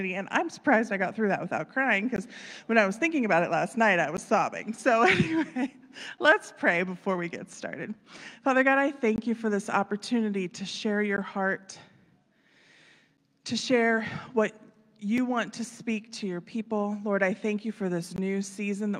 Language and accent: English; Wheeling, West Virginia, United States; moved away as an adult; also born or lived in Florida; I was born in Wheeling